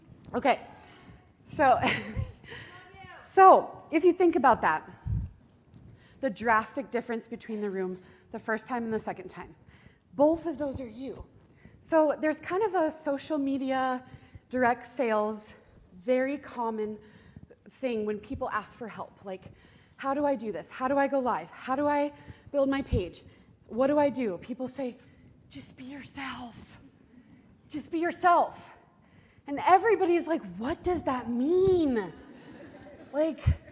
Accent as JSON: {"language": "English", "region": "Montana", "country": "United States", "said": "I am from Montana. I'm a Montana portrait photographer"}